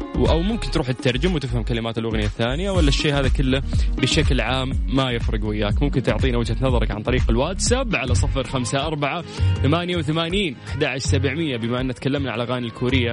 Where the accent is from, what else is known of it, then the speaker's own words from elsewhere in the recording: Saudi Arabia; عندنا في السعودية